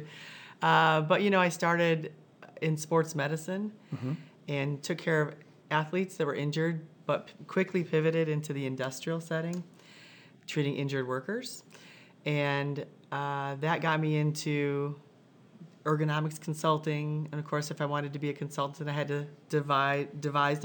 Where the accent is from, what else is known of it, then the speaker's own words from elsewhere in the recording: Michigan, United States; moved away as an adult; also born or lived in Indiana; now in Carmel, United States; I grew up in Michigan, moved to Indiana later after college.